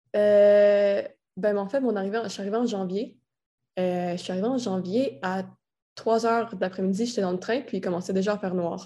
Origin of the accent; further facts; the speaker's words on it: Quebec City, Quebec, Canada; moved away as an adult; also born or lived in Florida; je suis de Québec